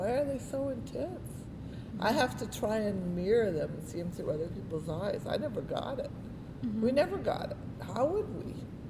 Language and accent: English; South Florida, United States; now in New York, United States; I grew up in South Florida.